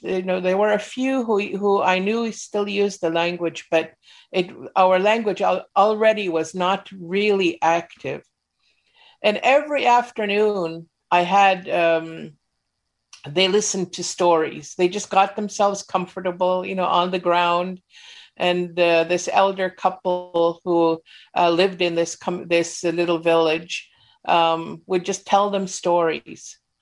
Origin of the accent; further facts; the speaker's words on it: Mount Currie, British Columbia, Canada; I was growing up in Mount Curry